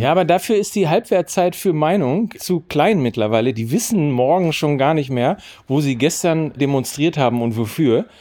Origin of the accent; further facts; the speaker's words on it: Germany; uns als Deutsche